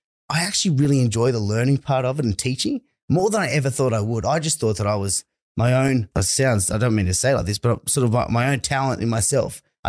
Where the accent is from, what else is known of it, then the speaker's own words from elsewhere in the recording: Dubbo, New South Wales, Australia; A fairly big town. It's one of the biggest rural country towns in Western New South Wales there is. I didn't really see much of that growing up